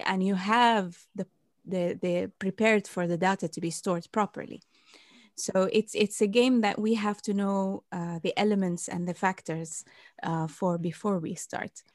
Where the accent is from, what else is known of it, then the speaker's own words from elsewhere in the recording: Bahrain; moved away; I wanted to do in my home country in Bahrain